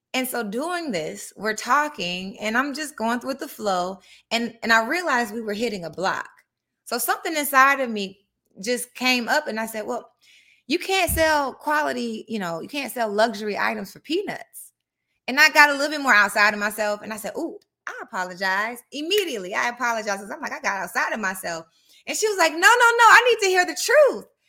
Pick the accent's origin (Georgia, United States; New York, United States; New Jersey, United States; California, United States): Georgia, United States; Atlanta; I grew up in Atlanta, Georgia